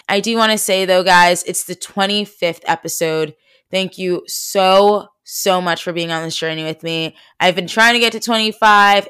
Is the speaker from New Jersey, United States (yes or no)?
yes; New Jersey, United States; I'm from South Jersey.